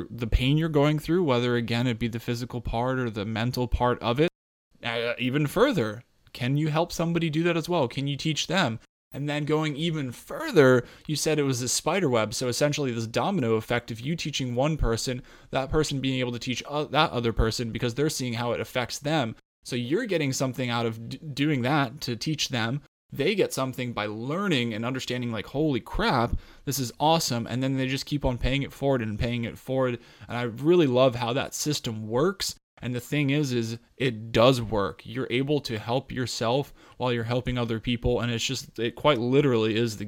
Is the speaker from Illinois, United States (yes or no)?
no; Colorado, United States; when I grew up in Colorado at, you know, 8,500, 9,000 feet, plenty of hikes all the time as a kid